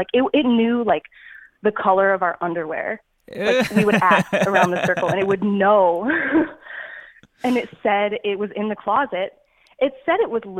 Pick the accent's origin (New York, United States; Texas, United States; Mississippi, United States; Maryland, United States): Texas, United States; I'm from Texas